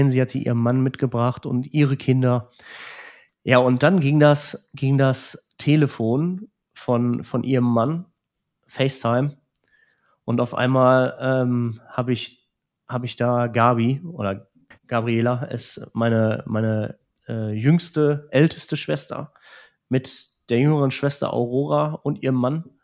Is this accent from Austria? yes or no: no; Transylvania, Romania; Jetzt, heute sage ich, ich komme aus Transsilvanien.